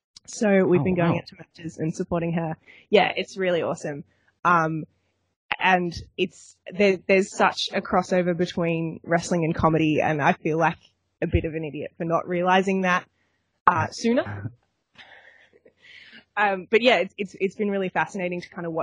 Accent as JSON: {"language": "English", "country": "Australia", "said": "I'm Australian"}